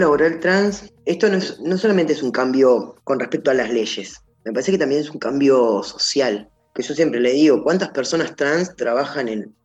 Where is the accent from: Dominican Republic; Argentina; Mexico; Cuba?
Argentina; Gualeguaychú, Entre Ríos; moved away as an adult; also born or lived in Patagonia (the south); now in Buenos Aires, Argentina; nací en Gualeguaychú, Entre Ríos, 17 años viví en Buenos Aires, después me fui a vivir al sur, 5 años